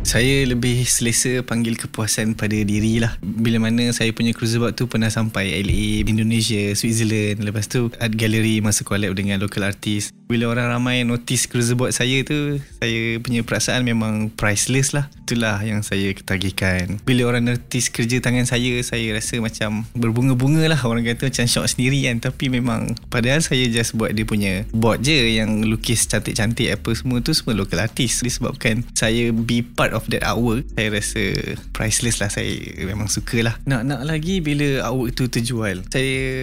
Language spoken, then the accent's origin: Malay; Bandar Baru Bangi, Selangor, Malaysia; Saya berasal daripada Bandar Baru Bangi dan menetap pun di Bandar Baru Bangi.